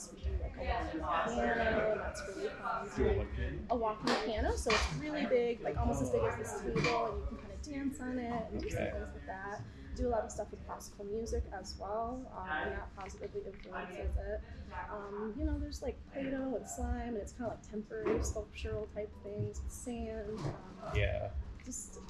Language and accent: English; New York, United States; moved away; I'm from New York originally